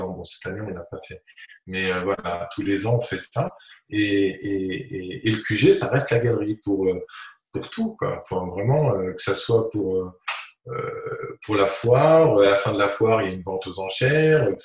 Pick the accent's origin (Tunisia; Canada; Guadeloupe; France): Tunisia; Tunis, Tunis Governorate; quand j'étais petit à Tunis, c'était quand on allait dans des, dans des expos